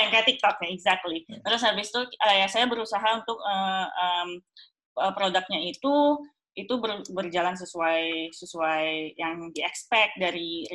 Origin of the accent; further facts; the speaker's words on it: Indonesia; moved away as an adult; now in Germany; saya dari Indonesia, saya nggak boleh internship di Indonesia